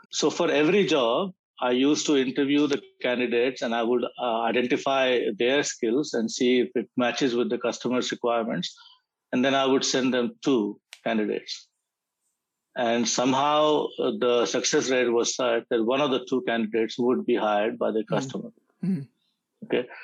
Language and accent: English; India; moved away as an adult; now in Australia; I come from India